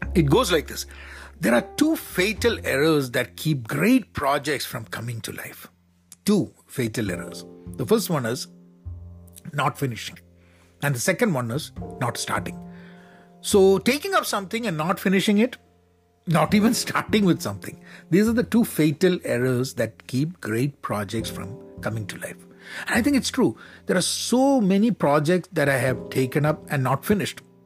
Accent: Kerala, India; I'm from Kerala in India

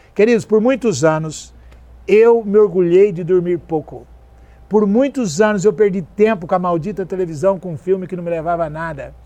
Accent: South Region, Brazil; Eu sou sulista

